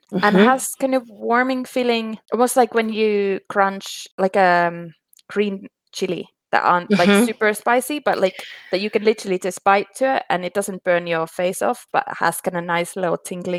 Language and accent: English; Finland; moved away; When I grew up in Finland, my friend's dad used to drill holes in birch trees and get the sap.